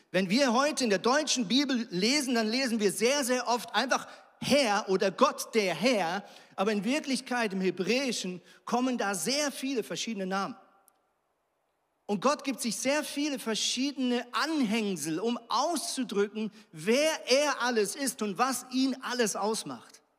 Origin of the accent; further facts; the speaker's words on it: Switzerland; Also ich komme zum Beispiel aus der Schweiz und in der Schweiz ist es so